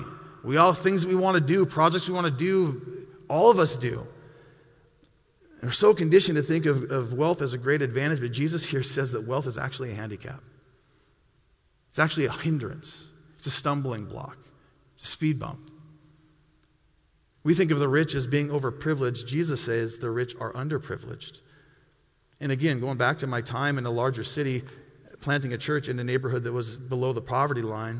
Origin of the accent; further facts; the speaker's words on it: Milwaukee, Wisconsin, United States; I came from Milwaukee, Wisconsin, and in Milwaukee, it's a large city